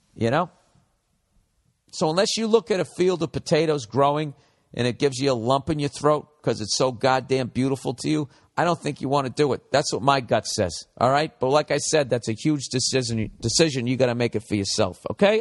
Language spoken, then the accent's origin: English; United States; as an American